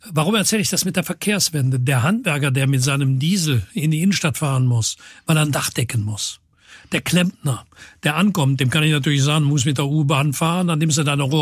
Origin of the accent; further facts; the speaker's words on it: Cologne, North Rhine-Westphalia, Germany; Ich sehe jeden Tag als Kölner irgendwann den Dom. Ich sehe jeden Tag als Kölner irgendwann den Rhein oder als Kölnerin.